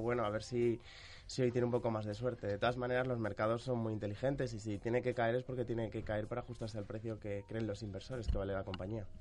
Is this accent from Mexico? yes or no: no; Mallorca, Balearic Islands, Spain; Yo soy de Mallorca